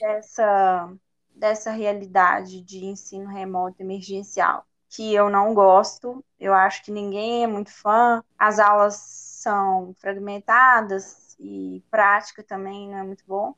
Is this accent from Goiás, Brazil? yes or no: no; Belo Horizonte, Minas Gerais, Brazil; eu sou de Belo Horizonte, né, da minha origem, nasci aqui, e meus pais também são daqui